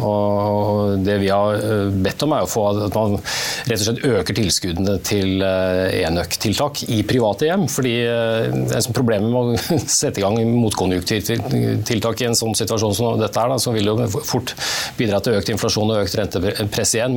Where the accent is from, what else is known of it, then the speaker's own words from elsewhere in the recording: Norway; som nordmenn